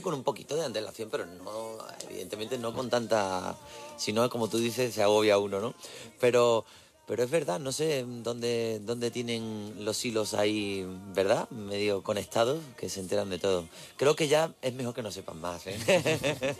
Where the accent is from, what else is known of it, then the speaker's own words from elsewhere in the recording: Isla Cristina, Andalusia, Spain; Isla Cristina, a mi pueblo